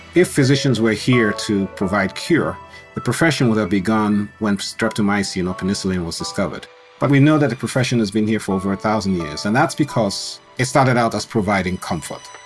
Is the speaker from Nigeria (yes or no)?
yes; Nigeria; moved away; also born or lived in Colorado, United States; I grew up in Nigeria, Yeah, even though I was born in Colorado. Grew up in Nigeria